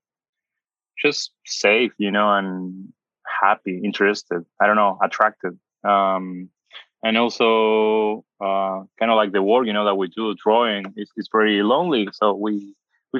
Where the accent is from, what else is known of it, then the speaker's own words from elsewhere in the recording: Buenos Aires Province, Argentina; English is a second language; moved away as an adult; also born or lived in Mar del Plata / Bolivar / Canada / Barcelona; now in Los Angeles, United States; I grew up in Argentina, but my dad traveled a lot, so we used to travel a bit much.